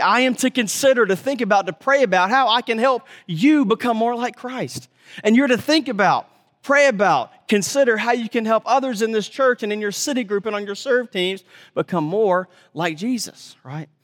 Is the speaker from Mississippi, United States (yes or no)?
yes; Mississippi, United States; moved away; I grew up in Mississippi